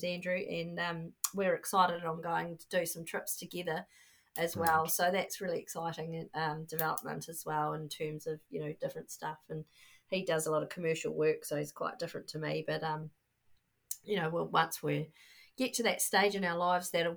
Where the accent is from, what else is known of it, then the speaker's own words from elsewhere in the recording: New Zealand; being a New Zealander